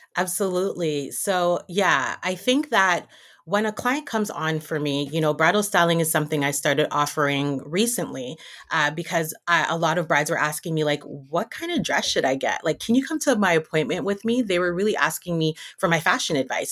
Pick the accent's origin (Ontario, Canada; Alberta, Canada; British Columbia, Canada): Ontario, Canada; Toronto; now in Montreal, Canada; I'm born and raised in Toronto, though, from Jamaican background